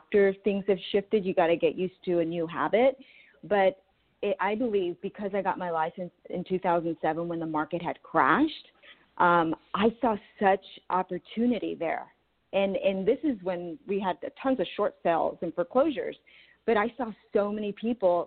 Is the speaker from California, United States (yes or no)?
yes; San Diego, California, United States; now in Orange County, United States; I grew up in San Diego, so I know it really, really well